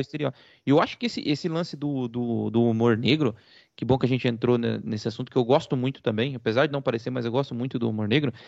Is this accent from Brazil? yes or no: yes; Brazil; aqui nós somos brasileiros e não somos portugueses